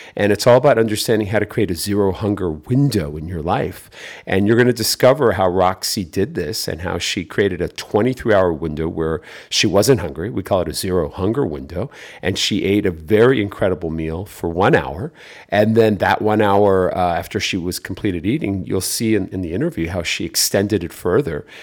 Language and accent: English; San Diego, California, United States; who, uh, is in San Diego, so she's in my hometown